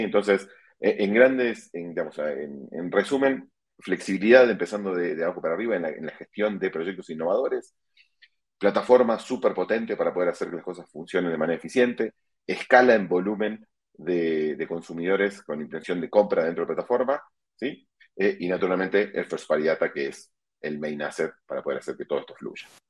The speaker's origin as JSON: {"language": "Spanish", "country": "Argentina", "tie": "born or raised there", "moved": "as an adult", "lives_now": "Mexico", "said": "soy argentino de nacimiento, vivo en México hace más de 12 años"}